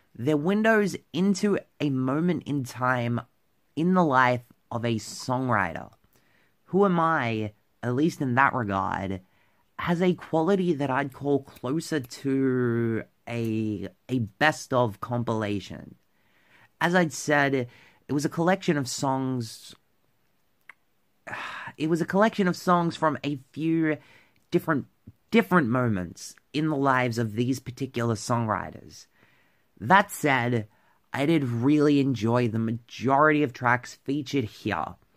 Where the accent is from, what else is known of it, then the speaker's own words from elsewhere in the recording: Victoria, Australia; my home state of Victoria